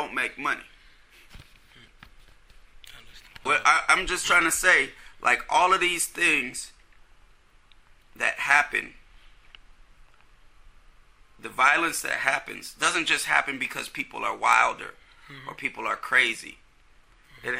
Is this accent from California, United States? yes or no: yes; Oakland, California, United States; I grew up in East Oakland.